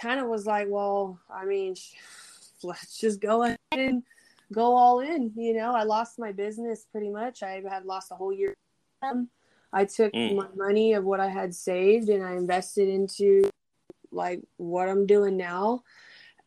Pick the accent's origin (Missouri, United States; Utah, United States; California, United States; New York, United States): California, United States; moved away as an adult; also born or lived in Bay Area, California / Georgetown, Texas; I grew up in California, and then I was in the Bay Area for 4 years before I moved out there